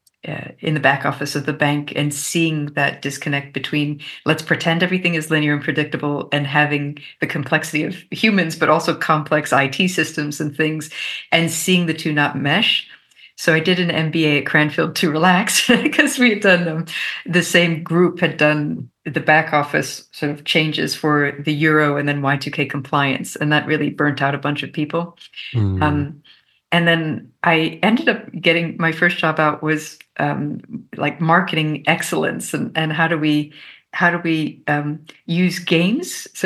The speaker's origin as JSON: {"language": "English", "region": "Maryland", "country": "United States", "tie": "born or raised there", "also_born_or_lived": "Mexico / Canada", "said": "I grew up in North America. And I actually grew up in the US, Mexico, and Canada, sort of moving around. And then we came back to Maryland when I was in middle school."}